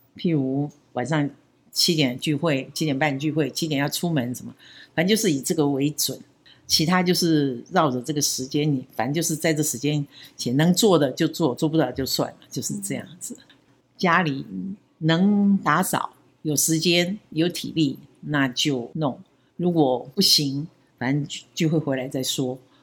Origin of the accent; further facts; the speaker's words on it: Baozhong, Yunlin County, Taiwan; moved away as an adult; also born or lived in Madou, Tainan / Taipei / Hsinchu; 我父亲是在台糖公司，台湾糖业公司嗯。工作，所以我出生的时候就是在台糖的宿舍，坐在那边嗯。糖厂的工作会，隔一段时间会调不同的嗯。厂，所以我出生的时候是在麻豆附近的种椰糖厂。那到小学二年级的时候就搬到云林县虎尾镇附近一个更小的嗯。村 就叫包中香的糖厂村，整个糖厂就是一个小社区，就在那里长大，一直到我考上大学